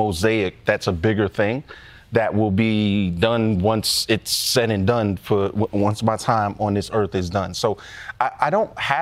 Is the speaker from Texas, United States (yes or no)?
no; New York, United States; we're born and raised in New York